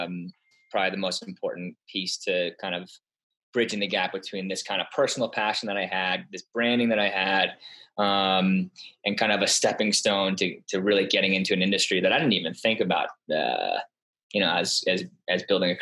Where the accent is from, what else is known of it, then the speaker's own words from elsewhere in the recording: Darien, Connecticut, United States; also born or lived in Tarrytown, New York; spent most of my life in Connecticut, in Darien, graduated from Darien High School in 2003.